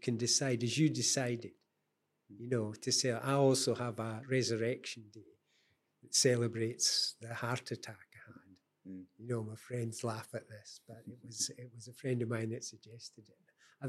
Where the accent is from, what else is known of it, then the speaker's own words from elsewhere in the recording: Scotland, United Kingdom; I'm very Scottish, but I haven't lived in Scotland for a long time. Mm. I've no desire to go back.